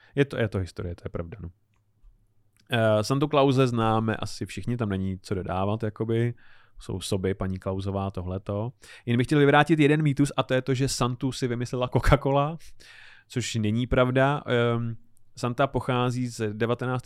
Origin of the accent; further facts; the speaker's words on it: Czechia; my jako Češi